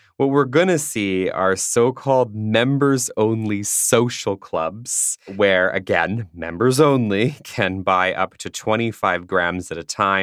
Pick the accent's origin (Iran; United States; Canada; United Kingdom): Canada; now in Germany; being Canadian legally as well as feeling that way